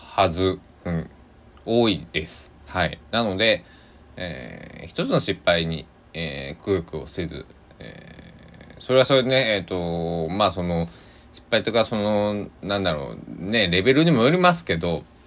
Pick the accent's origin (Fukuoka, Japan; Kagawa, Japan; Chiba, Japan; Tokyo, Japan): Kagawa, Japan; Sanuki, Shikoku; accent: Sanuki-ben; 四国の、まあ高知と香川でも全然アクセント違うんですけど、えー、違ういやけどって喋るんではなって、えー、で讃岐でさぬきペンでは違うけんってなるんですけど